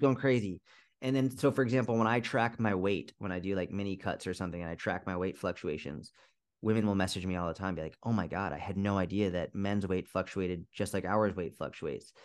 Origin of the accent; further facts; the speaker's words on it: just outside Boston, Massachusetts, United States; also born or lived in Middle East; I grew up just outside Boston, Massachusetts